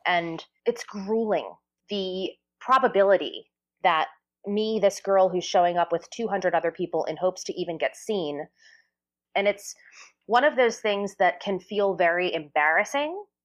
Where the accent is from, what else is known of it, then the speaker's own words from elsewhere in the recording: New Jersey, United States; I grew up in New Jersey